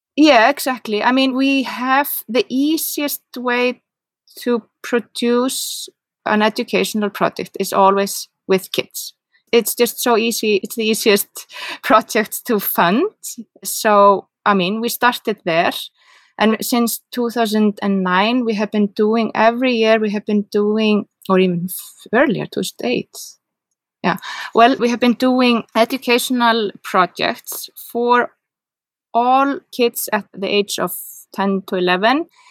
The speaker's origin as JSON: {"language": "English", "town": "Reykjavik", "region": "Capital Region", "country": "Iceland", "second_language": "English", "moved": "as an adult", "lives_now": "Seyðisfjörður, Iceland", "said": "I'm from Reykjavik and I live here"}